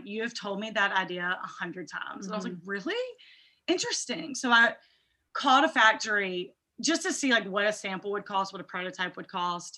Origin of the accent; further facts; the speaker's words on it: Birmingham, Alabama, United States; moved away as an adult; also born or lived in Atlanta; We grew up in Birmingham, Alabama